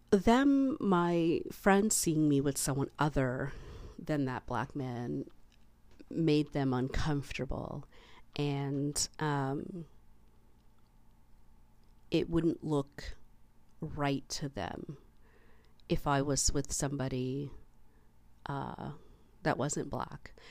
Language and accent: English; Canada